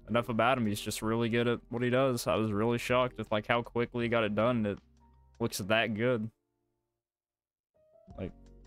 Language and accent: English; the South, United States; we're from the South